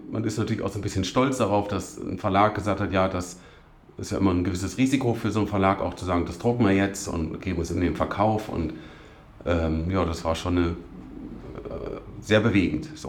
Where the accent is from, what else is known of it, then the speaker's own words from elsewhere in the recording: Duderstadt, Lower Saxony, Germany; born there; Duderstadt geboren. Also erklärt sich vielleicht, dass ich ausgerechnet meine Geburtsstadt erwählt habe